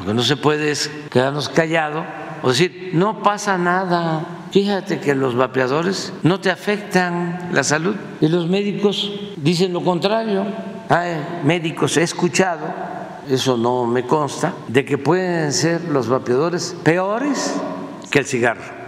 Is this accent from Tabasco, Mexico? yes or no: yes; Tepetitán, Tabasco, Mexico; cuando éramos niños, jóvenes, ya Tepeitán, mi pueblo, y en Tabasco en general